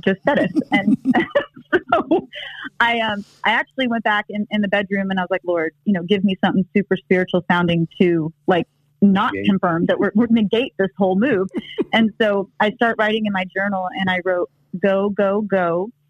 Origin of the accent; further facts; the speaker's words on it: Texas, United States; moved away; also born or lived in Los Angeles; I grew up in Texas